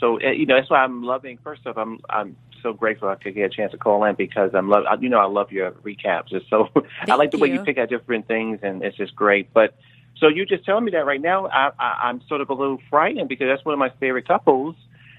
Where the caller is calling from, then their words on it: New York, United States; calling from New York.